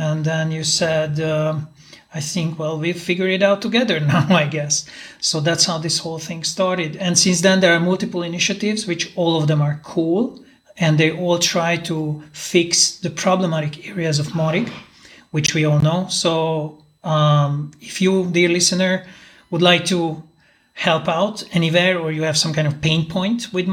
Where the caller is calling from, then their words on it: Budapest, Hungary; and uh, I'm talking from Budapest.